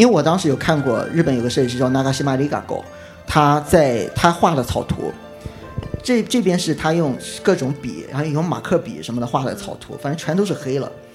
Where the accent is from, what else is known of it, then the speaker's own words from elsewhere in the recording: Qingdao, Shandong, China; 因为，因为我是青岛人